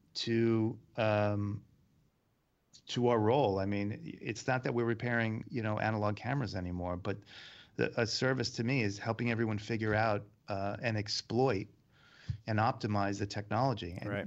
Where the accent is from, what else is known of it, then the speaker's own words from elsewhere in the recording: New York, United States; being a New Yorker, you deal with all kinds of weather